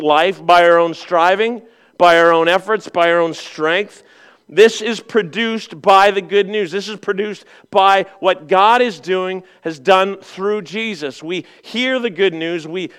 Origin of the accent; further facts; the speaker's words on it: Southern Ontario, Canada; moved away; I grew up in Southern Ontario